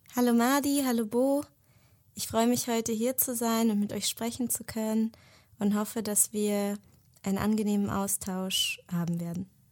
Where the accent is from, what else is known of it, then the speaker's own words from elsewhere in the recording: Germany; also born or lived in Israel; den größten Teil meines Lebens in Deutschland verbracht, bin hier aufgewachsen